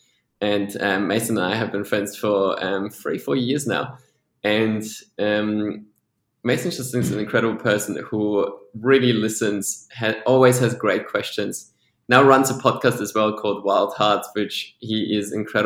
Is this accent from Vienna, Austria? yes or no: yes; Vienna, Austria; first language Polish; English is a second language; moved away as an adult; also born or lived in Sydney / Newcastle; now in Melbourne, Australia; I grew up in Vienna